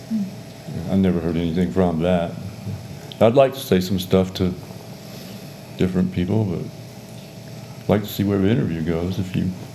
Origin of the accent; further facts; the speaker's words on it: Georgia, United States; also born or lived in England / Texas; And then we came over here, and we went to Texas, where he retired out of the Air Force. And then we went to Georgia, and that's where I grew up